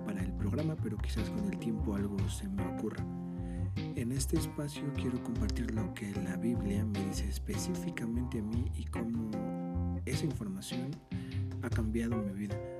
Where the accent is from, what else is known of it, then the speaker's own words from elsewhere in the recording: Mexico; soy de México, tengo 25 años